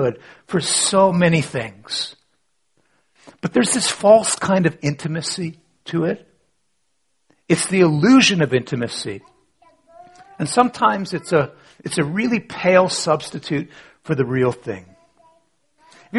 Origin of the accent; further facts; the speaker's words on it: Canada; I was born in Canada, 1960s, born to a church-going family